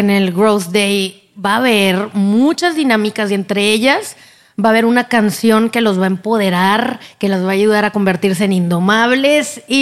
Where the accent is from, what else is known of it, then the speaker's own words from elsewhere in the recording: Monterrey, Nuevo León, Mexico; now in Los Angeles, United States; yo soy de México, me encanta conocer. Arriba quién está en México. Regia. Regia.